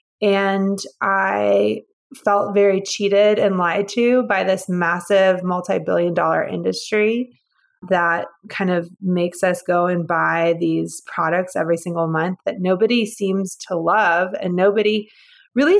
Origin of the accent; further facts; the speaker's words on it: Georgia, United States; moved away as an adult; also born or lived in San Francisco; I'm originally from Georgia